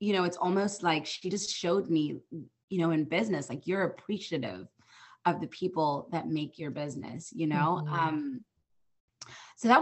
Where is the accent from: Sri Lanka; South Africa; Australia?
South Africa; moved away as an adult; now in United States; I'm originally from South Africa, born and raised. My husband and I moved out here